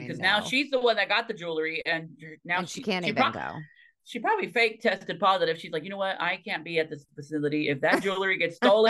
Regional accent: Tequila, Jalisco, Mexico; Listen, my hometown is Tequila, Mexico.

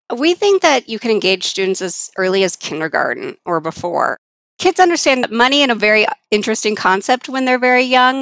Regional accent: Colorado, United States; I grew up here in Colorado, so I did go to some Colorado schools

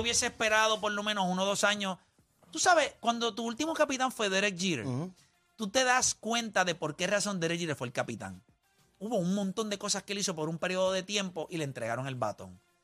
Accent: Puerto Rico; un animal boricua

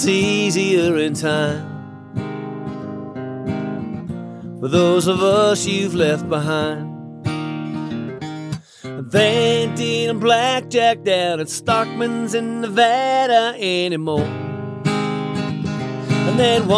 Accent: Alberta, Canada; we're both from Alberta

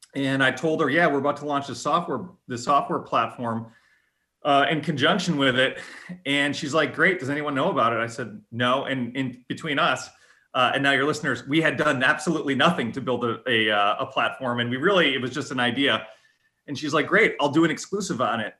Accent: Lily Lake, Illinois, United States; moved away as an adult; also born or lived in Boston; now in Cincinnati, United States; I grew up uh, in actually a farm community about uh, 50 miles west of Chicago. Uh, okay. Way west, far, far west suburbs, um, Lily Lake, Illinois

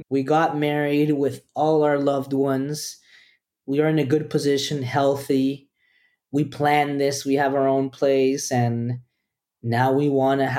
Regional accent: Costa Rica; also born or lived in El Salvador; I really want Liam to have a family because I grew up in Costa Rica with Peruvian parents. So, in many ways, we were immigrants. So, I didn't have an extended family in Costa Rica.

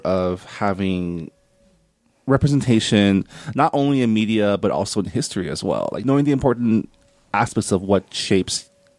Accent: Southern California, United States; I was raised in Southern California in like the SGV and very diverse, very heavily Asian area of the country.

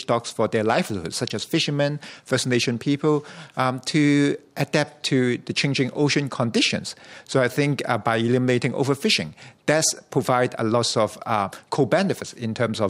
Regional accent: Hong Kong; now in Canada; I grew up in Hong Kong, where election is not a strategy that we often think about in supporting initiatives of government and things like that. But after I moved to Canada

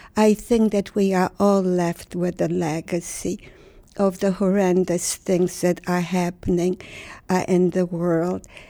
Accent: Warsaw, Masovian Voivodeship, Poland; moved away; I was born in Warsaw, Poland. Warsaw was the center of my universe.

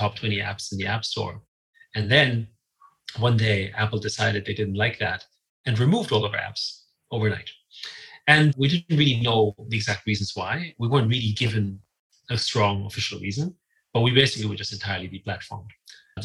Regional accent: Vienna, Austria; I grew up in Vienna.

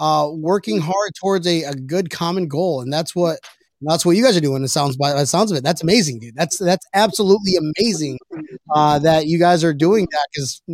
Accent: York, New York, United States; I'm from York, which is not too York, New York, not too far.

